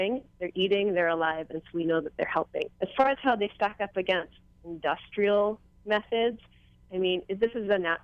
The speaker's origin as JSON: {"language": "English", "region": "East Coast", "country": "United States", "moved": "yes", "lives_now": "Hawaii, United States", "said": "I'm originally from the East Coast myself, our water is dark and cold"}